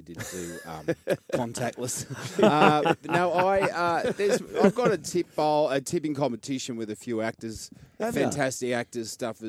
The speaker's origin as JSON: {"language": "English", "town": "Cronulla", "region": "New South Wales", "country": "Australia", "tie": "born or raised there", "said": "I'm from Cronulla, and you know, I played rugby league since I was four"}